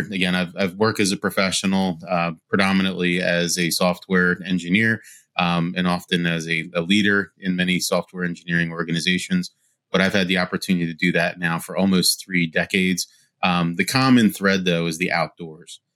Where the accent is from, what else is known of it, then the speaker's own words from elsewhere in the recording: Wilmington, Delaware, United States; born and raised in Wilmington, Delaware.